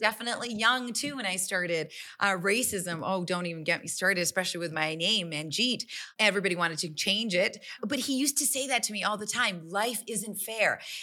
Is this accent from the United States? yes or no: no; Calgary, Alberta, Canada; I'm born and raised in Calgary, but my parents are immigrants and, and, um, from India.